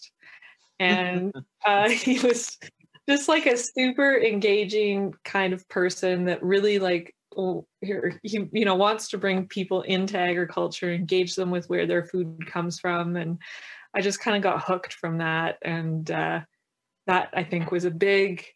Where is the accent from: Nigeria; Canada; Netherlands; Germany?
Canada; Lacombe, Alberta; moved away as an adult; now in Shoal Lake, Canada; I grew up in Lacombe.